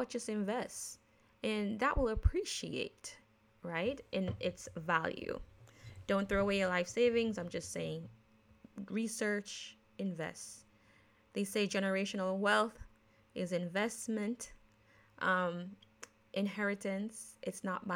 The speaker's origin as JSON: {"language": "English", "country": "Jamaica", "tie": "born or raised there", "accent": "Jamaican", "moved": "yes", "lives_now": "United States", "said": "I am born, raised in Jamaican, but a naturalized American citizen. But because I grew up in Jamaica"}